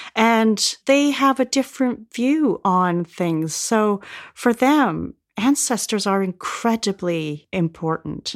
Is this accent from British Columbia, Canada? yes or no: yes; Vancouver, British Columbia, Canada; moved away as an adult; also born or lived in Nottingham / Toronto; now in United Kingdom; I grew up in Vancouver